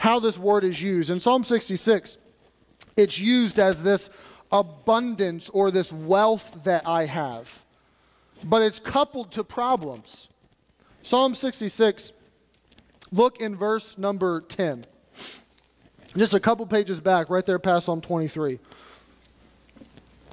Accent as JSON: {"language": "English", "country": "United States", "said": "I'm American."}